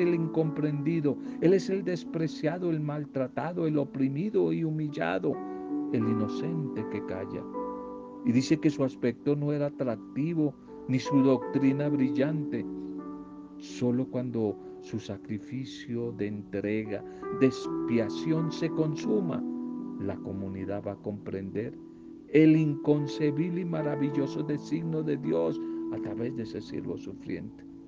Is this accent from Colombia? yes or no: yes; Colombia; en nuestro país Colombia